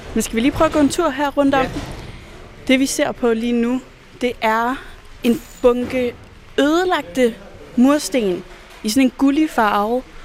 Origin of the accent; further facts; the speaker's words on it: Jutland, Denmark; Nu kommer jeg jo fra Jylland